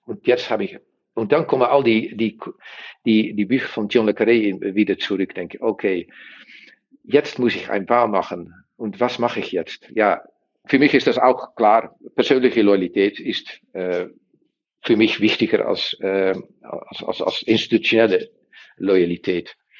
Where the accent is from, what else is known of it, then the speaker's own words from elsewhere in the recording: Netherlands; German is a second language; wir sind Niederländer